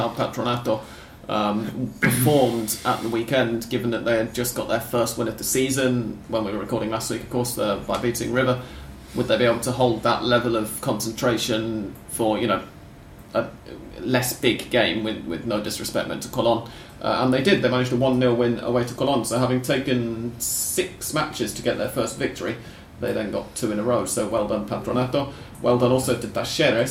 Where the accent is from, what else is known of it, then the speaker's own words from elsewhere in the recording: England, United Kingdom; I am English.